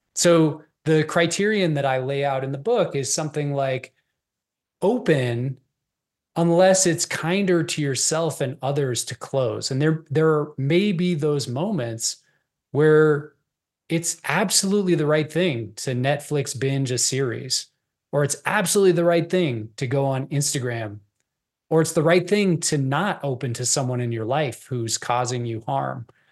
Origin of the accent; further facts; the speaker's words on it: Boulder, Colorado, United States; I grew up in Boulder, which is a very liberal enclave.